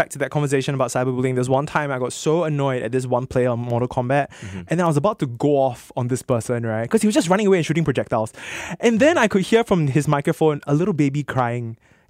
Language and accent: English; Singapore; I'm from Singapore.